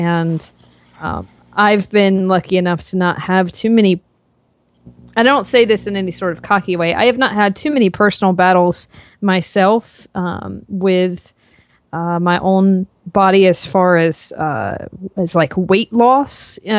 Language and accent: English; North Carolina, United States; So I grew up in North Carolina and I did not have any sort of intentions of going into the fitness industry.